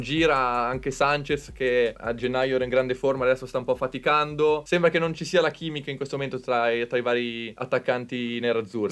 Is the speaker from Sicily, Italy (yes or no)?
no; Bologna, Emilia-Romagna, Italy; Io sono di Bologna